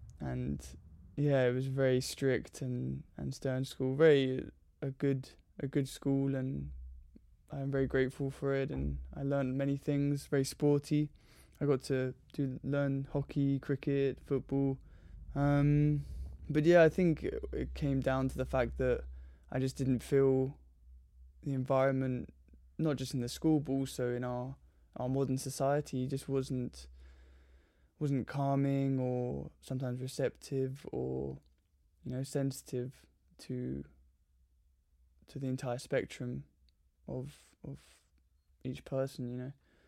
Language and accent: English; London, United Kingdom; I grew up in Surrey in Southwest London and have three brothers and a lovely mother and father, and yeah, very normal suburban upbringing.